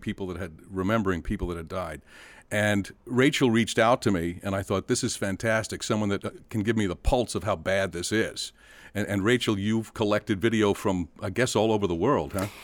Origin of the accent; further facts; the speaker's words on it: Delaware, United States; now in Florida, United States; That's my home state